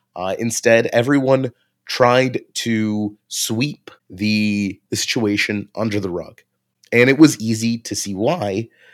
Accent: Vinnytsia, Vinnytsia Oblast, Ukraine; also born or lived in Kyiv; my hometown of, uh, Vinice

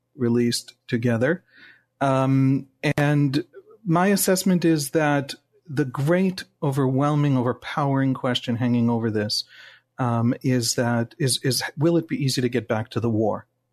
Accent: Jerusalem, Jerusalem District, Israel; English is a second language; also born or lived in United States; I'm born and raised in Jerusalem

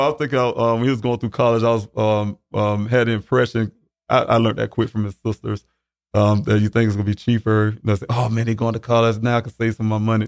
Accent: Columbia, South Carolina, United States; also born or lived in Arizona; I'm from Columbia, South Carolina. Um, been born and raised there.

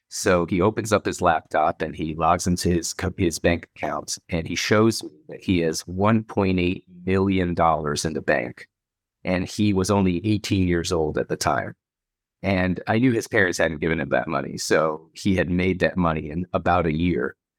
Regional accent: Miami, Florida, United States; also born or lived in Saint Louis, Missouri / Israel; we moved to Miami, uh, for my dad's work. And, um, uh, lived in Miami and, uh, until I was eight, eighteen

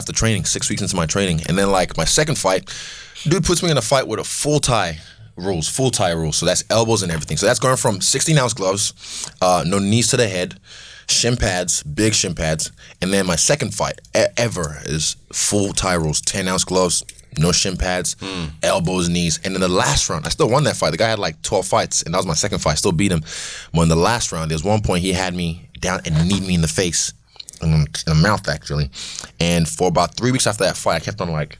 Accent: Nigeria; I'm Nigerian.

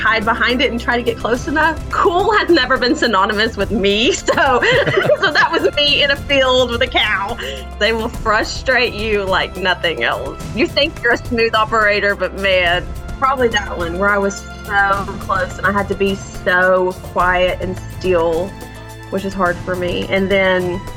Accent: Tyler, Texas, United States; So I am from Tyler. I'm an East Texas girl. I'm a Piney Woods girl.

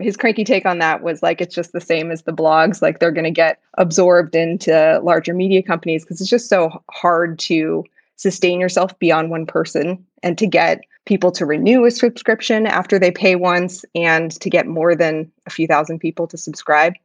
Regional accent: Palo Alto, California, United States; I grew up in Palo Alto

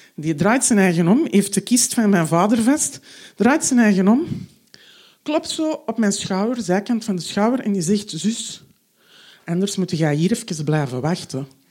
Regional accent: Antwerp, Flanders, Belgium; Ik ben half Marokkaans, maar zo Belgisch, of beter gezegd zo Antwerps als maar zijn kan

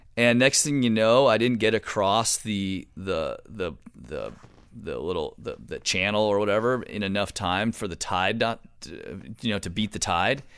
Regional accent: Marin, California, United States; I grew up in Marin, one of the most beautiful places in California

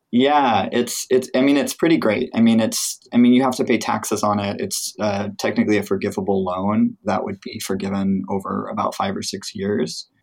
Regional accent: Midwest, United States; now in California, United States; I grew up in the Midwest, where things were not expensive at all

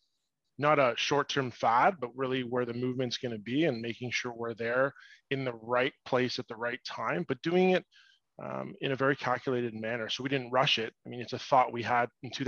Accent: Toronto, Ontario, Canada; I'm actually born and raised in Toronto, just outside

